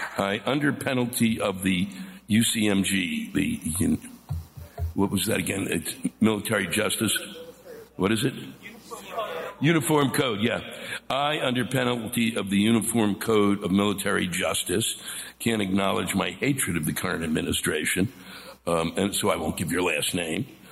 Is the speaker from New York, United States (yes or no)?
no; Washington, District of Columbia, United States; I was born and raised around Washington D.C.